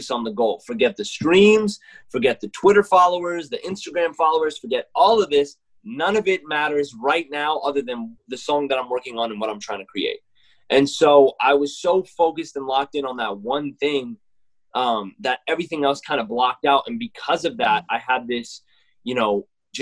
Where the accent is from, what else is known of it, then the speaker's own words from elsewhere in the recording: Mississippi, United States; now in Texas, United States; I'm a kid from Mississippi that moved to Texas